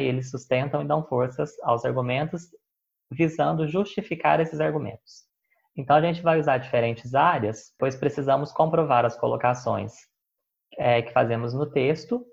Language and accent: Portuguese; Caxambu, Minas Gerais, Brazil; born or raised there; moved away as an adult; also born or lived in Belo Horizonte